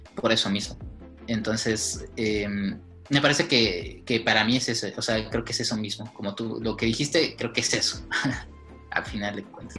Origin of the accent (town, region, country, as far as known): Mexico